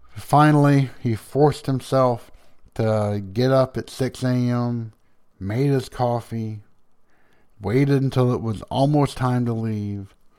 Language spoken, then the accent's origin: English; the South, United States; accent: Southern